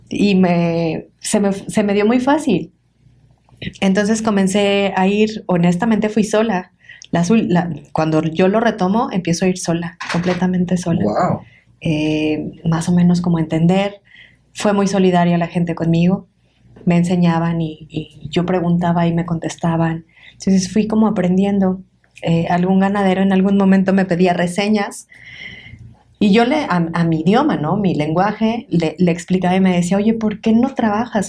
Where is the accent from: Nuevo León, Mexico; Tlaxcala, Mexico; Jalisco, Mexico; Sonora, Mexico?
Tlaxcala, Mexico; also born or lived in Puebla; del estado de Tlaxcala, que es de donde yo nací